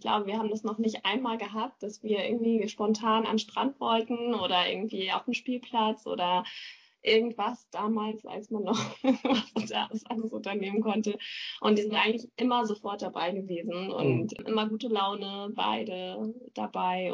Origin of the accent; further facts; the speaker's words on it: Neumünster, Schleswig-Holstein, Germany; now in Lübeck, Germany; Ich komme aus Neumünster